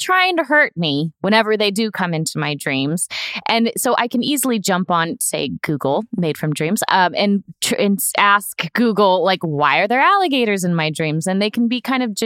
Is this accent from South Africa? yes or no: no; Florida, United States; I grew up in Florida